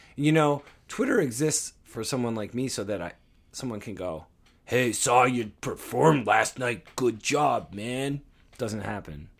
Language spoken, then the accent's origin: English; Toronto, Ontario, Canada; we're from Toronto